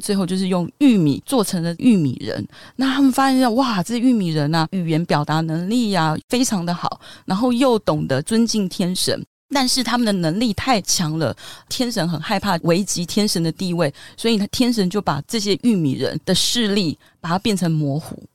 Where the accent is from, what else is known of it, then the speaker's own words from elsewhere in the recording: Taiwan; 我们台湾人也很爱吃多地多子